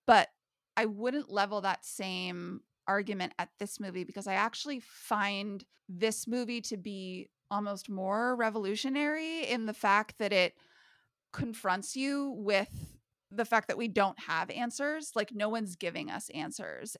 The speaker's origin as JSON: {"language": "English", "country": "United States", "said": "living in twenty twenty-one as an American"}